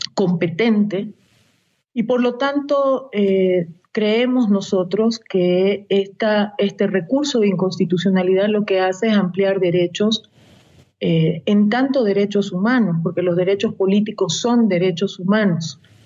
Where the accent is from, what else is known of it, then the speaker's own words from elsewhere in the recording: Bolivia; en mi país